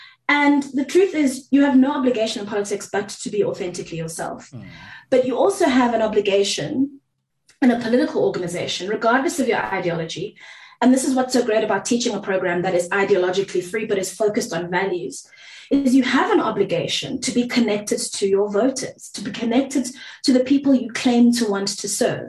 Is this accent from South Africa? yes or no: yes; South Africa; first language Zulu; English is a second language; IsiZulu is my mother tongue, but I'm not going to performatively speak it for you